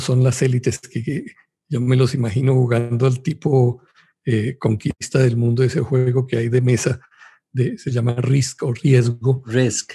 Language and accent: Spanish; Colombia; Yo soy de Colombia